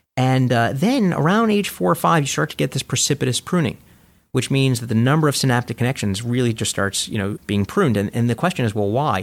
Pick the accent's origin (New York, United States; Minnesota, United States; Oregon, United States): New York, United States; New York City; I grew up in Coney Island